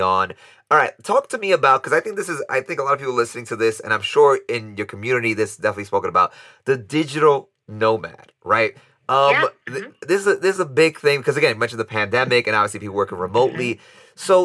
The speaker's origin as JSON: {"language": "English", "region": "New York", "country": "United States", "said": "a New Yorker"}